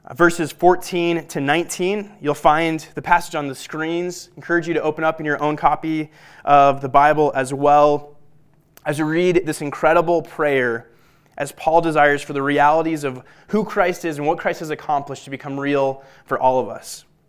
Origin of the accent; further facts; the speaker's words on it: Littleton, Colorado, United States; I'm a Colorado native, as is my wife. I grew up in Littleton